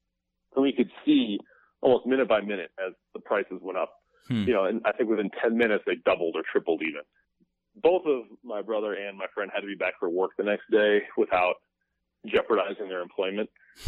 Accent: Chicago, Illinois, United States; also born or lived in Evanston, Illinois; I grew up in Wrigleyville

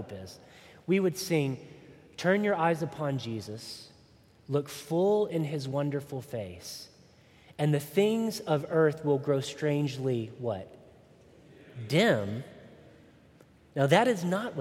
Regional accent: Chattanooga, Tennessee, United States; When I was growing up in the Bible Belt, good old Chattanooga, Tennessee, we sang a lot of hymns

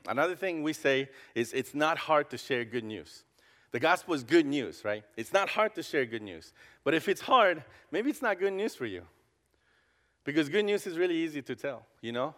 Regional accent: Costa Rica; English is a second language; now in Columbus, United States; I grew up in Costa Rica

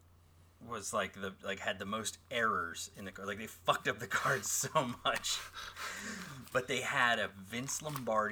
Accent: Salt Lake City, Utah, United States; we grew up in Salt Lake City.

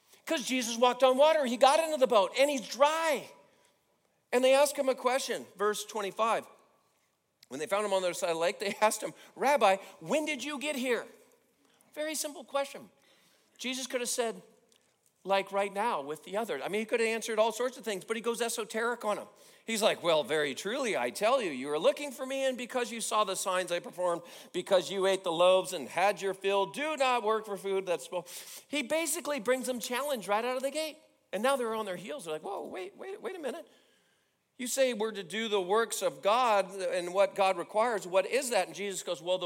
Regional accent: California, United States; I grew up in California

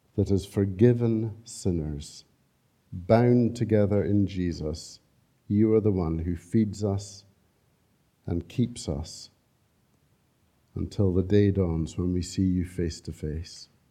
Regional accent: Scotland, United Kingdom; We're so Scottish

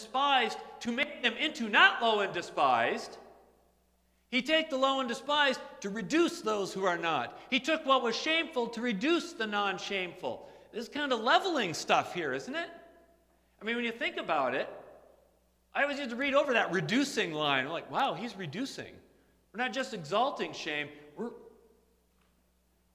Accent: United States; I'm an American.

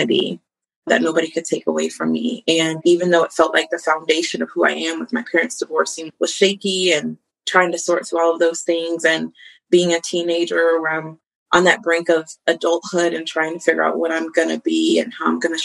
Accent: Colorado, United States; I grew up in Colorado

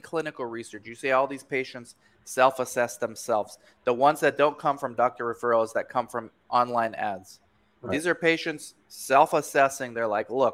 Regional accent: Romania; moved away; I'm from Romania. I'm born in Romania.

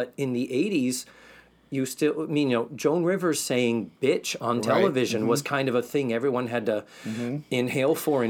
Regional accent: Massachusetts, United States; now in Florida, United States; being from Massachusetts, where we say GD like it is the word the.

